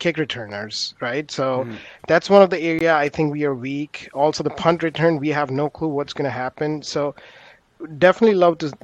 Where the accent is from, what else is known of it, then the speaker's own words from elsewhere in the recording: India; moved away; I grew up in India